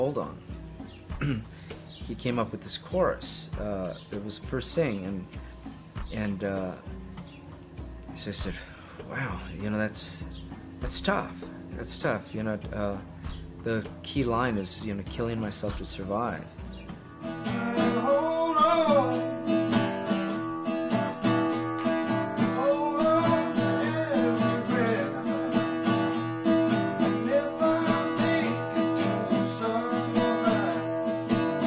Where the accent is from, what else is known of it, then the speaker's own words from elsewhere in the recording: East Los Angeles, California, United States; growing up in East